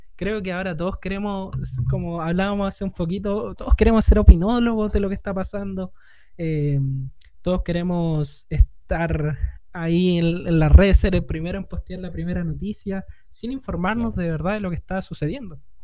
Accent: Norte Grande, Chile; yo no soy 100% chileno, soy mitad chino, mitad

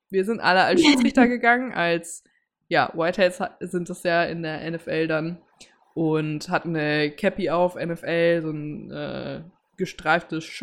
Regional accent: Cologne, North Rhine-Westphalia, Germany; Ich bin als Kölnerin nach Düsseldorf zum Karneval Bayern gegangen.

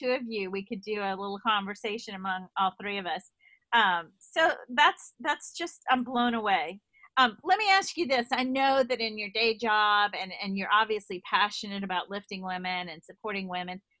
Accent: New York, United States; accent: East Coast, New York; and I love my East Coast accent.

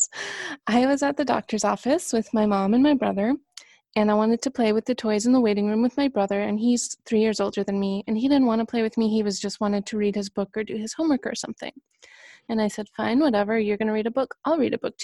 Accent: Canada; moved away as an adult; also born or lived in Toronto; I am from Canada, which you may or may not have been able to guess from my accent

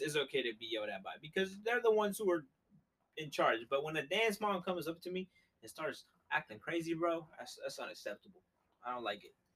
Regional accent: Columbus, Ohio, United States; we're from Columbus.

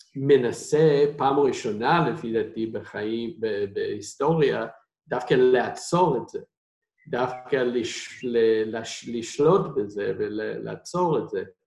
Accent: United States; Hebrew is a second language; moved away as an adult; now in Israel; אני במקור מארצות הברית

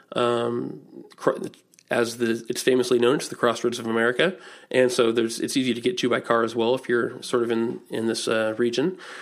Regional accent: Indianapolis, Indiana, United States; I'm from Indianapolis

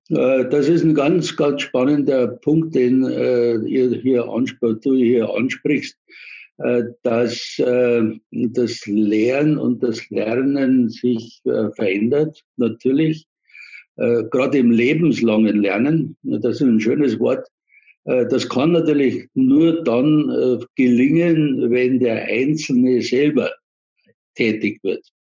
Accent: Munich, Bavaria, Germany; now in Ingolstadt, Germany; ich komme nicht aus Ingolstadt sondern ich bin Münchner, lebe allerdings schon seit ja, 1969 kam ich nach Ingolstadt.

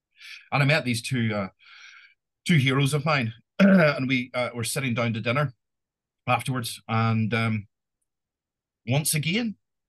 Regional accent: Ireland; this is actually said to me as an Irishman

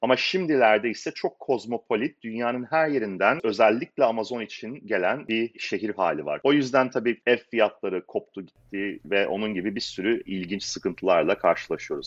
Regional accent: İzmir, Turkey; moved away as an adult; now in Seattle, United States; ben İzmirliyim aslen. İzmir'den doksan beş senesinde geldik.

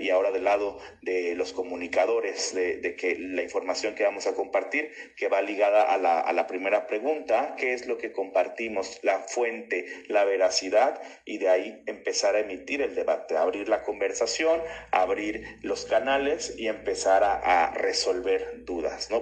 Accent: Tabasco, Mexico; me apasiona ser tabasqueño

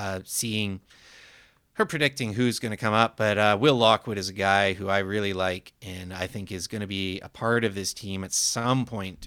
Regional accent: Vancouver, British Columbia, Canada; at least I know the second club is right here in my hometown, and I'm going to get to play in Vancouver in front of fans one way or another and wear the Canucks.

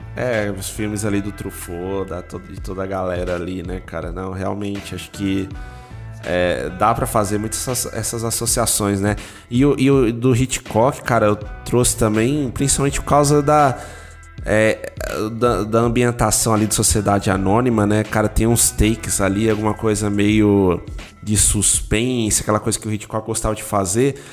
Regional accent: São Paulo, Brazil; also born or lived in Aracaju; eu vivi grande parte da minha infância em São Paulo, até a adolescência ali no Campo Limpo, né? Eu nasci ali, na região do Campo Limpo.

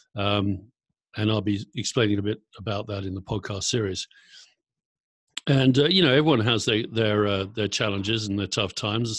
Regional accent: Surrey, South East England, United Kingdom; moved away as an adult; also born or lived in Kent / Berkshire / London / San Francisco Bay Area; now in Brooke, United Kingdom; I'm originally from Surrey, boring suburbia in uh, southeast England.

